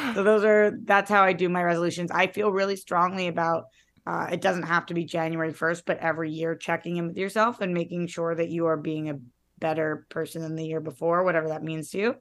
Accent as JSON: {"language": "English", "town": "Boston", "region": "Massachusetts", "country": "United States", "moved": "yes", "lives_now": "Los Angeles, United States", "said": "I'm from Boston"}